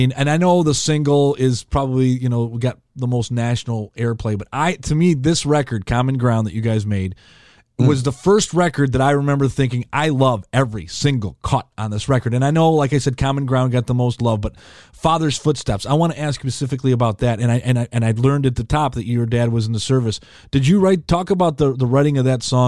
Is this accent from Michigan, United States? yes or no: yes; Shelby Township, Michigan, United States; moved away as an adult; also born or lived in Highland Park, Michigan / Eastpointe, Michigan / Fort Smith, Arkansas; I was born in Highland Park and spent a lot of my childhood in East Detroit and East Point and grew up in Shelby